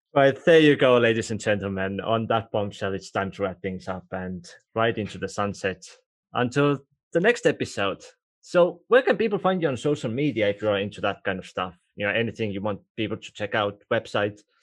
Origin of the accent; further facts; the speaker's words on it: Estonia; first language Estonian; English is a second language; Estonian, which is actually my first language